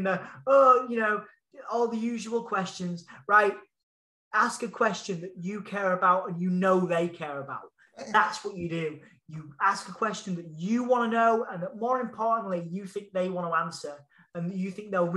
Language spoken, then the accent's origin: English; Hull, Yorkshire and the Humber, United Kingdom; accent: Hull; That was my proper whole accent